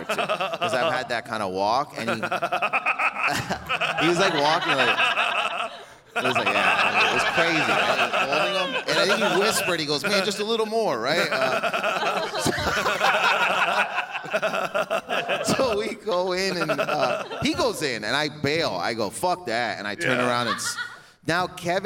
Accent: Windsor, Ontario, Canada; I'm from Windsor, Ontario

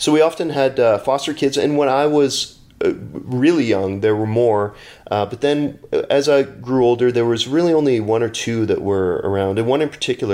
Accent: Winnipeg, Manitoba, Canada; I grew up in Winnipeg

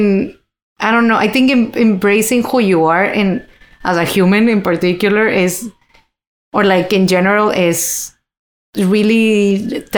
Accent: Monterrey, Nuevo León, Mexico; English is a second language; now in Toronto, Canada; in my hometown

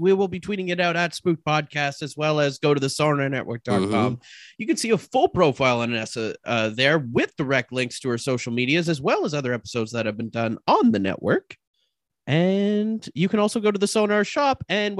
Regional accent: Canada; Listen, back in my hometown of Canada, we had this show called The Brady Bunch.

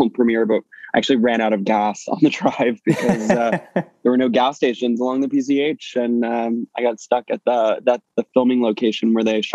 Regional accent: St. John's, Newfoundland and Labrador, Canada; I grew up in Newfoundland in, in St. John's

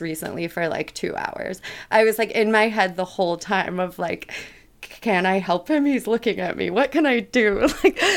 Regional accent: Midwest, United States; I was raised in the Midwest

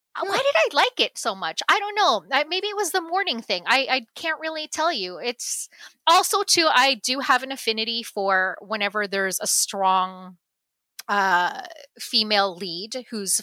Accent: Canada; I grew up here. I was born in Canada.

